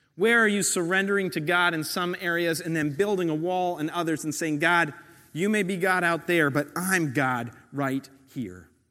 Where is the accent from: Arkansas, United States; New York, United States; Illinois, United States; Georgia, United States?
New York, United States; I'm a New Yorker